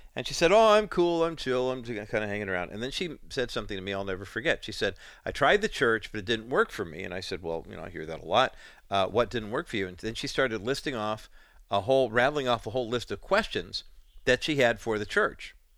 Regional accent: Whittier, California, United States; Barry's in Whittier, my hometown

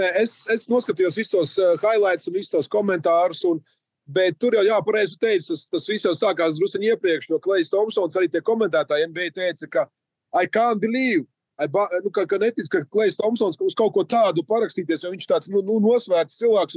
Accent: Latvia; lepojamies par to, ka esam latvieši

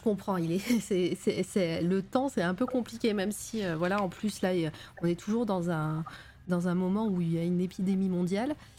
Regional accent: Auvergne-Rhône-Alpes, France; accent: Auvergne; c'est mon accent de, l'Auvergne qui revient

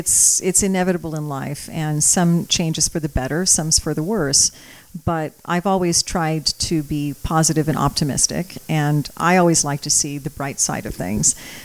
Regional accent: Napa, California, United States; first language Croatian; English is a second language; also born or lived in St. Helena; I was born in Napa many years ago, but I was born to Croatian parents who raised me as a Croatian. So I didn't learn to speak English until I was about 2 years old, but I've lived from St. Helena to Napa and back to St. Helena again. And now I'm back in Napa.

